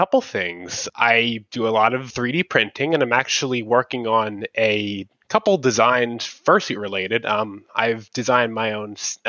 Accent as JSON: {"language": "English", "town": "Atlanta", "region": "Georgia", "country": "United States", "said": "Atlanta in the Peach State."}